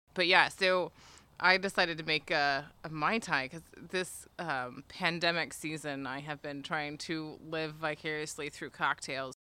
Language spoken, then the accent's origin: English; United States; I'm American